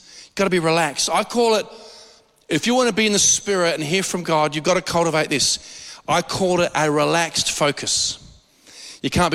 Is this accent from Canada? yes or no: no; Australia; We're too Aussie.